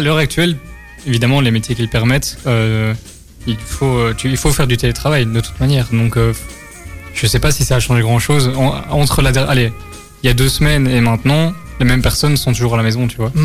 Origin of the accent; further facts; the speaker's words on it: Belgium; nous, on est belge